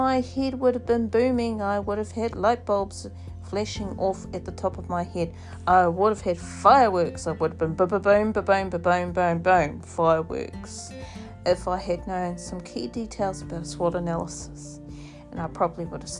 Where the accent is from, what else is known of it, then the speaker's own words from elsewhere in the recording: New Zealand; now in Australia; I am Māori, still Māori, true blue Māori from New Zealand. Yes, I am Indigenous, and of course I live here, and yes, I come from New Zealand, but I live here in Australia